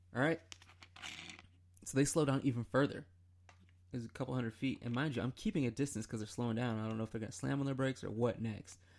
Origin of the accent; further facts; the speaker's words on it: Michigan, United States; now in Columbia, United States; I'm from Michigan